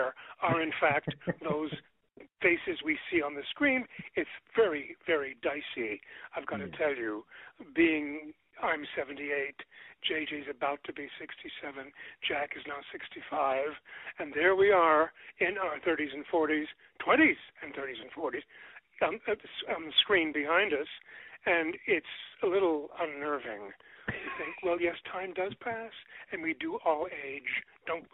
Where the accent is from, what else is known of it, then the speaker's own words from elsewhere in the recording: Montreal, Quebec, Canada; moved away as an adult; also born or lived in Toronto, Canada; now in Los Angeles, United States; I grew up in Montreal